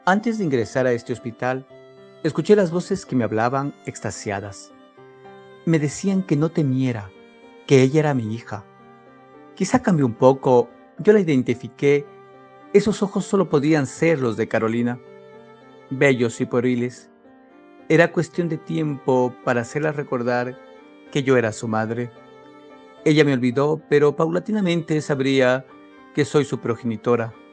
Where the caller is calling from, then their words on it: Loja, Ecuador; Les saludo cordialmente desde Loja, Ecuador.